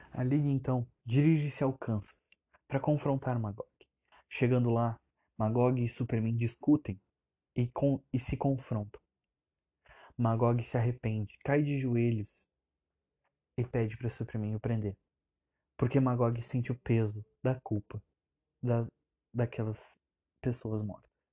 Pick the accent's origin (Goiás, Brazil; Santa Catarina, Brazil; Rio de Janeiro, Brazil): Santa Catarina, Brazil; eu tenho 17 anos, eu sou de Santa Catarina